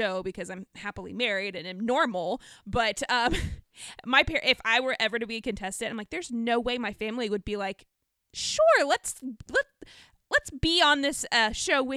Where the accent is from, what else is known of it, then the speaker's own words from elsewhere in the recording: the South, United States; we're both from the South